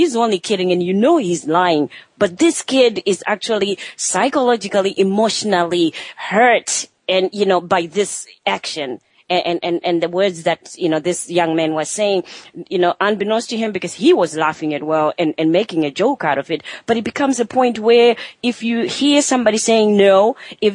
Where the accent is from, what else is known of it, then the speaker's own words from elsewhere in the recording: Zimbabwe; moved away; I grew up in Zimbabwe in Africa